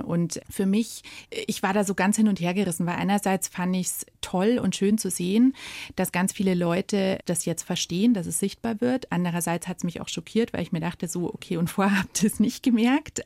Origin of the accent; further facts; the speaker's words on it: Munich, Bavaria, Germany; Ich bin ein gebürtiges Münchner Kindel und das auch im Herzen.